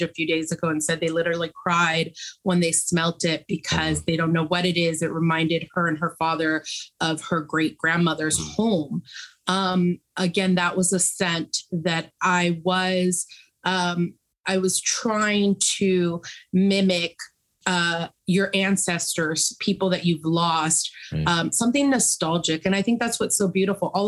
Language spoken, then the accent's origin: English; San Francisco, California, United States; I was born and raised in San Francisco.